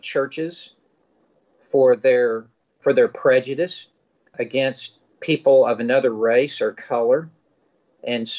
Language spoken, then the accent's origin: English; the South, United States; I grew up in the South. I was in Memphis